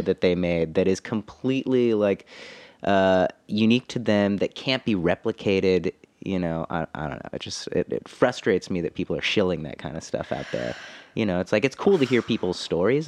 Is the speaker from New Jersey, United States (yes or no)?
no; Fresno, California, United States; also born or lived in Los Angeles; now in Nashville, United States; my hometown of Fresno